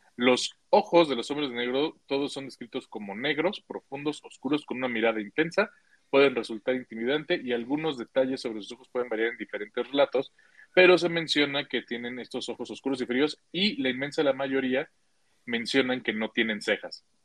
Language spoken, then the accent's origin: Spanish; Mexico